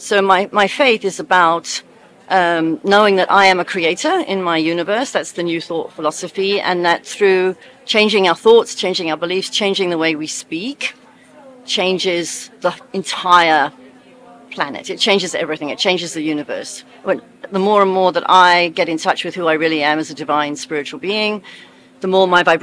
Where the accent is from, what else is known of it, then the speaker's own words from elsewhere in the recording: United Kingdom; also born or lived in South Africa / America; now in Oregon, United States; You can hear from my accent, I'm not from America, I'm British.